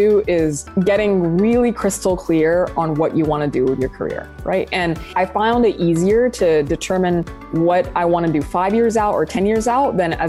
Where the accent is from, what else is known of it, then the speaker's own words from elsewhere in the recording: Saudi Arabia; moved away as an adult; also born or lived in Sudan / UAE / United Kingdom; now in United States; So as you mentioned, I'm originally from Sudan, both sides of my family, and I was born and raised in Saudi Arabia. I've lived in several countries, including the UAE and the UK. I moved to the US when I was 24 years old.